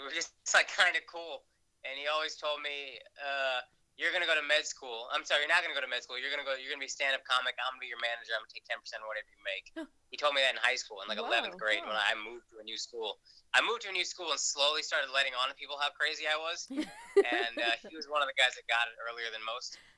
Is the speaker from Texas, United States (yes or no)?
yes; Dallas, Texas, United States; moved away as an adult; also born or lived in Los Angeles; now in New York City, United States; I'm North Indian, but I'm born and raised in Dallas, Texas